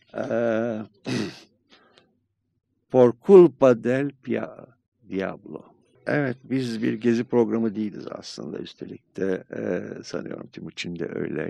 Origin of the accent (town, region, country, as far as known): Turkey